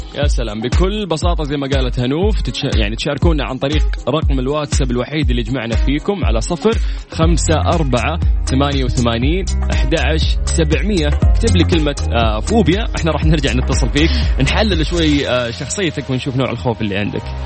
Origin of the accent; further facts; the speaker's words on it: Saudi Arabia; عندنا في المملكة العربية السعودية